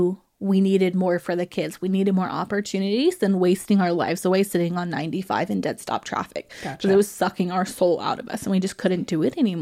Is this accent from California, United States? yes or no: yes; Southern California, United States; moved away as an adult; also born or lived in Boise, Idaho / Pensacola / Quantico, Virginia; I grew up in Southern California.